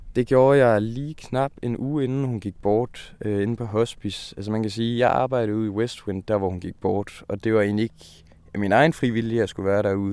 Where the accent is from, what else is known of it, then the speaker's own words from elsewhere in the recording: Skive, Central Denmark Region, Denmark; hjemme i Skive